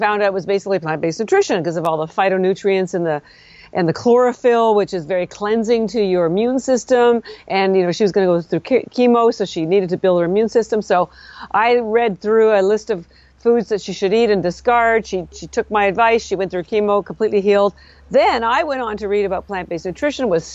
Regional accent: Canada; moved away as an adult; now in Boston, United States; I'm actually Canadian

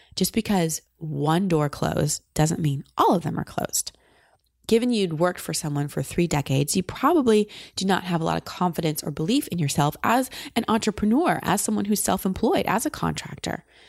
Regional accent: Austin, Texas, United States; in Austin, my hometown

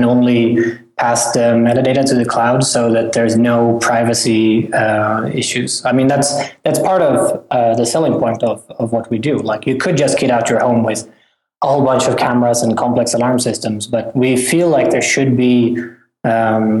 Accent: Sweden; moved away as an adult; also born or lived in California, United States; I'm from Sweden originally

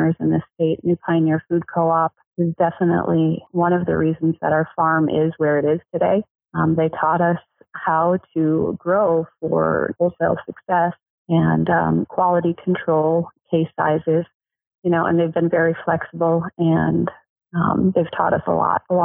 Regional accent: Minneapolis–Saint Paul, Minnesota, United States; moved away as an adult; I am originally from the Twin Cities up in Minnesota

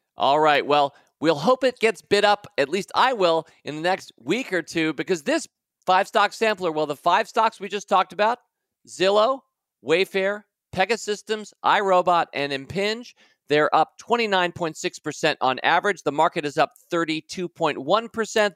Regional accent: United States; I'm thinking a lot about my home country today

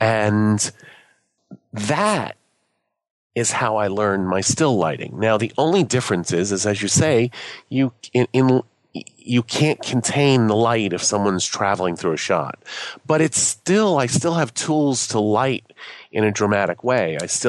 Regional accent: Boston, Massachusetts, United States; I came from Boston as a photojournalist.

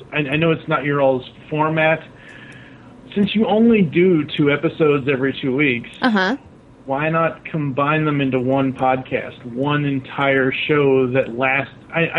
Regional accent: Boston, Massachusetts, United States; now in Louisville, United States; Well, originally I'm from Boston, Massachusetts, and I can still talk the kai.

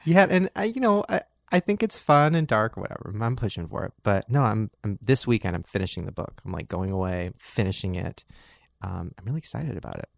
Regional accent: Long Beach, California, United States; I grew up in Long Beach where all my friends were black

